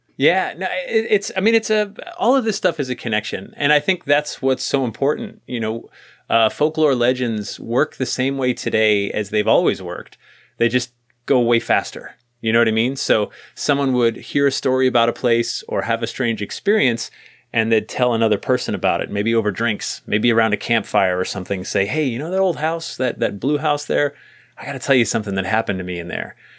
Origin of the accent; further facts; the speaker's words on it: New England, United States; growing up in New England there's some really old houses around